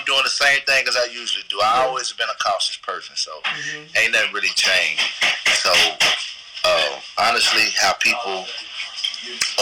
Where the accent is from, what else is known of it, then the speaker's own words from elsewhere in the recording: Nashville, Tennessee, United States; now in Atlanta, United States; I'm originally from Nashville, Tennessee